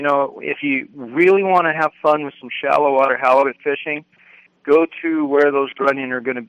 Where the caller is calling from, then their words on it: Parker, Arizona, United States; But probably not going to need one here. We're in Parker.